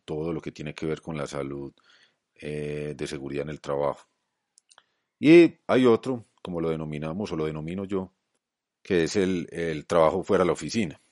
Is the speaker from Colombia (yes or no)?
yes; Colombia; en mi país, en Colombia